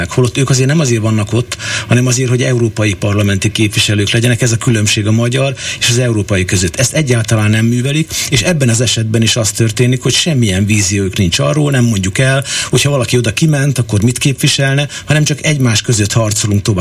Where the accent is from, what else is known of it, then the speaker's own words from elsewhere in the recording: Hungary; Mi magyarok vagyunk, ősi